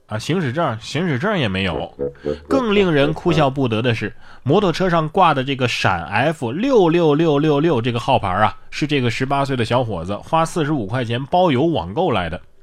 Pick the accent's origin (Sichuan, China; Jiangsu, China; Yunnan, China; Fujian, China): Yunnan, China; 我们云南人都是骑孔雀上班的